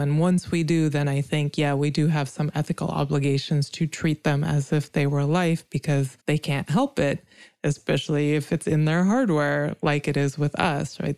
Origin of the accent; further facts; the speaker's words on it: India; now in United States; I come from India, which was colonized, and I live in America